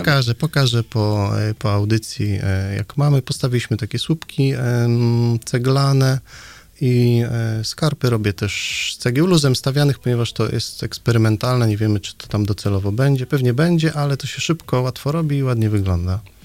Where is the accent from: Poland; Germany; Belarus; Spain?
Poland; Nidzica, Warmian-Masurian Voivodeship; moved away as an adult; also born or lived in Gdańsk; now in Straszyn, Poland; pochodzę z y, małego miasteczka w warmińsko-mazurskim